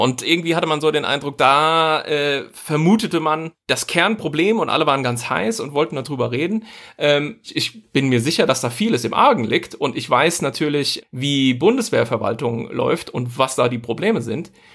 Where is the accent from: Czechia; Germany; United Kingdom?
Germany; als Deutsche